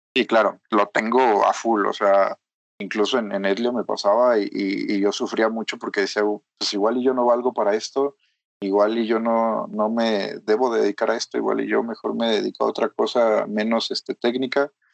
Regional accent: Mexico; soy mexicano

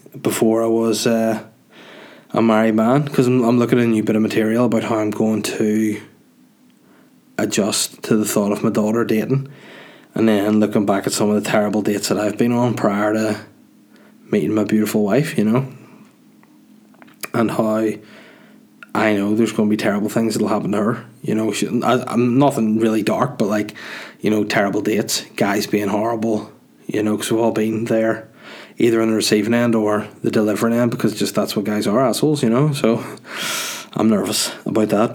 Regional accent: Holywood, Northern Ireland, United Kingdom; Hollywood, County Down, my hometown

